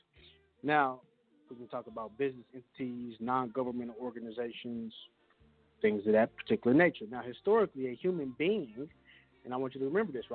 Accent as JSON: {"language": "English", "region": "Kansas", "country": "United States", "tie": "born or raised there", "said": "I was born in the Free Republic of Kansas"}